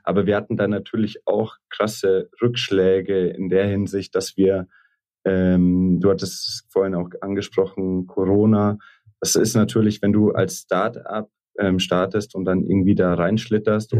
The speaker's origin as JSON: {"language": "German", "town": "Munich", "region": "Bavaria", "country": "Germany", "tie": "born or raised there", "also_born_or_lived": "Vienna", "said": "in München aufgewachsen, zur Schule gegangen, Abi gemacht, ähm, dann nach Wien gegangen."}